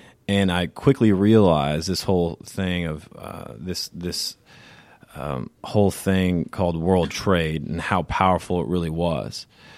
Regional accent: Savannah, Georgia, United States

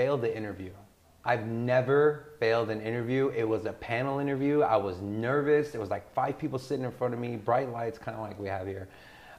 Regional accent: Sweden; born there; So I was born in Sweden.

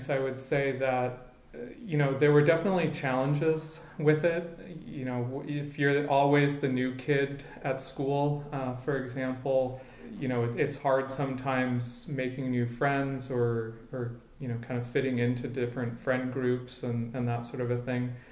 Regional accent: Bethesda, Maryland, United States; also born or lived in Connecticut; So I grew up mostly in the Washington, D.C. area. So my parents have lived in Bethesda, Maryland for probably about the last 35 years at this point. And so I went to junior high and high school in Bethesda.

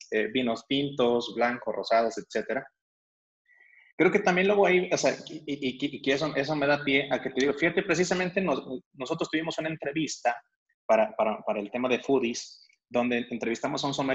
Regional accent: Mexico; Y, ellos como que normalmente aquí, alguien como mexicano, los generales, digo de nuevo, es como que vemos que el vino tinto es algo caro, ¿no?

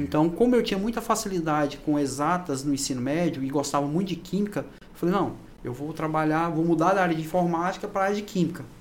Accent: Anápolis, Goiás, Brazil; moved away as an adult; also born or lived in Pará; now in Gurupi, Brazil; eu sou é, natural de Anápolis, Goiás

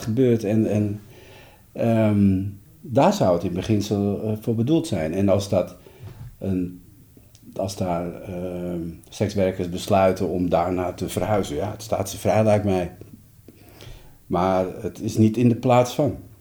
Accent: Amsterdam, North Holland, Netherlands; de vraag waar ik vandaan kom, en ik zeg uit Amsterdam

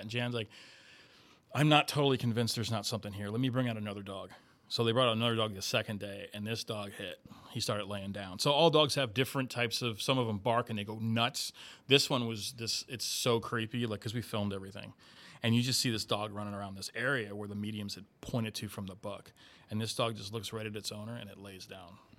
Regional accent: Miami, Florida, United States; moved away as an adult; now in St. Louis, United States; I grew up, uh, raised there, did all my schooling there. I lived there for thirty-four years

